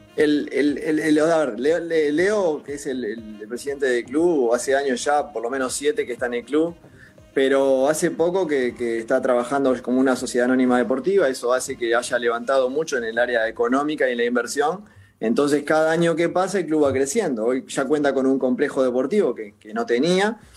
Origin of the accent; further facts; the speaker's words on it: Uruguay; somos tan exitistas en Uruguay